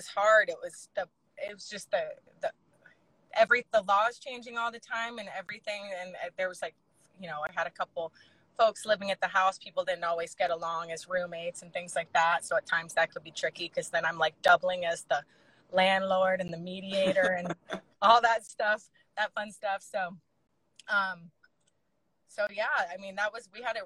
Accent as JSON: {"language": "English", "region": "Alabama", "country": "United States", "moved": "yes", "said": "I'm from the South. I'm from Alabama"}